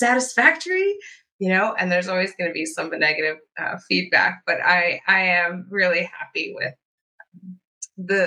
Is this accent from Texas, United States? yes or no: no; Southwest Virginia, United States; I grew up in Southwest Virginia